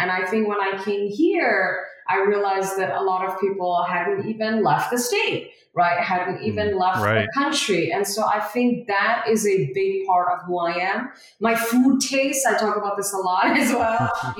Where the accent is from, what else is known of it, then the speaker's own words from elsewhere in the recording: Malaysia; also born or lived in Kolkata, India; I was born in India, very, very proud of that. And I moved to Malaysia, which is in Southeast Asia, at age five. So my family and I moved to Malaysia at age five.